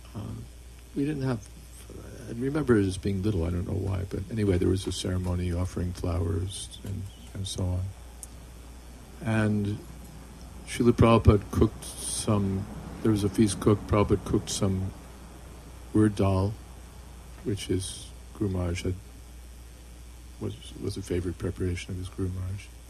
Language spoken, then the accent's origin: English; United States; I grew up in America